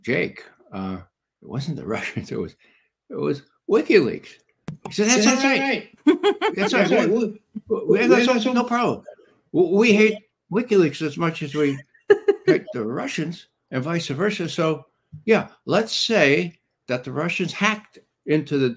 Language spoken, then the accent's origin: English; New York City, New York, United States; I'm from the Bronx